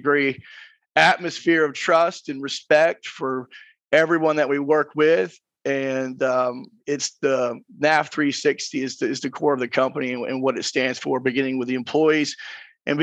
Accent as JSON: {"language": "English", "town": "Gainesville", "region": "Georgia", "country": "United States", "said": "I am from Gainesville, Georgia."}